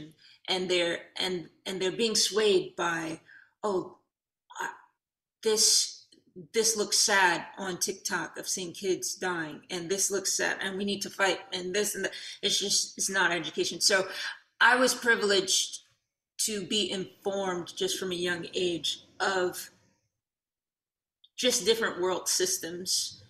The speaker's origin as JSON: {"language": "English", "town": "Detroit", "region": "Michigan", "country": "United States", "tie": "born or raised there", "said": "we were born and raised in Detroit"}